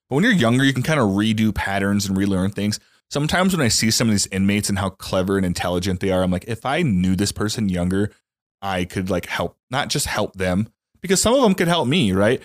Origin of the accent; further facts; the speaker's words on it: Louisiana, United States; I grew up in Louisiana in a trailer